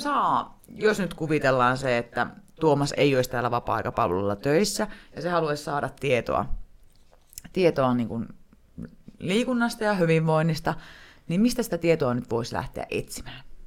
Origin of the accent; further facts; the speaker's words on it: Alajärvi, South Ostrobothnia, Finland; me ollaan siis Alajärveltä